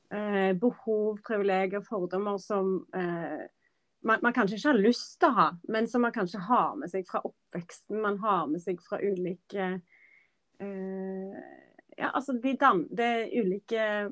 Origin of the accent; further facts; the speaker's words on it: Norway; moved away as an adult; also born or lived in London; Dette var Norge, dette er mitt hjemland